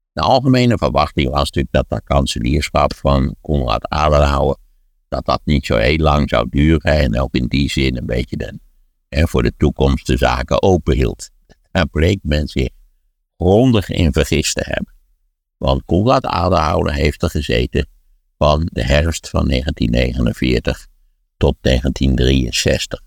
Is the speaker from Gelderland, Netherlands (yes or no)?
yes; Wageningen, Gelderland, Netherlands; in Wageningen, waar ik ben opgegroeid